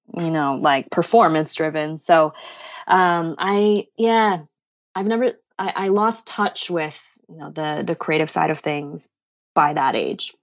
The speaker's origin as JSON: {"language": "English", "town": "Boston", "region": "Massachusetts", "country": "United States", "tie": "born or raised there", "said": "growing up in Boston, we have really terrible winters here"}